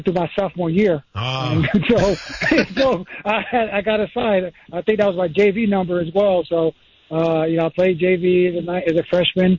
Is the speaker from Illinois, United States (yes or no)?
no; Jacksonville, Florida, United States; we came from Duval County, from Jacksonville, Florida, that went to the bowl school